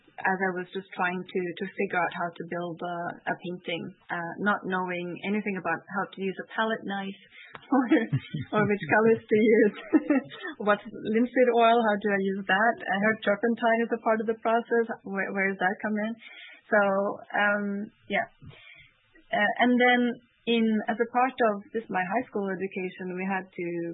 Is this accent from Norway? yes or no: yes; Norway; moved away; also born or lived in Canada; I would come to Norway, which is my home country, for summer vacation